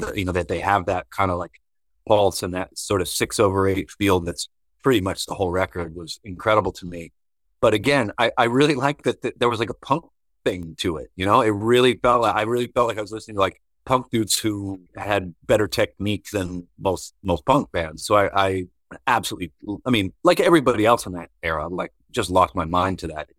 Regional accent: Virginia, United States; moved away as an adult; also born or lived in Georgia; when I first moved to Georgia in 2000, he was a friend of mine from growing up in Virginia

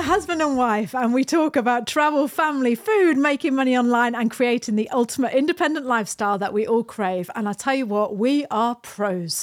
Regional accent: United Kingdom; moved away as an adult; now in New Zealand; We live in New Zealand. We're British. We emigrated to New Zealand fourteen years ago.

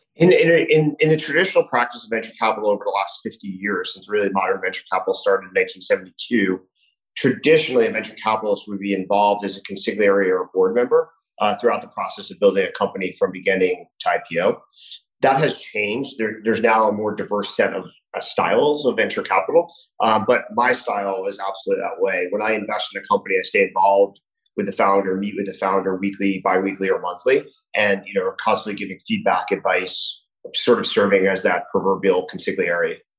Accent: New Jersey, United States; moved away as an adult; also born or lived in California / Washington, District of Columbia, United States / New York; now in Miami, United States; I grew up in New Jersey

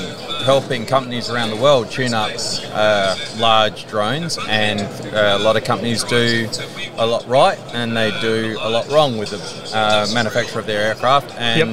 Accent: Adelaide, South Australia, Australia; South Australia, so Adelaide. Okay. So farm boy originally, and haven't moved too far from where I grew up, and sleepy little town of Adelaide.

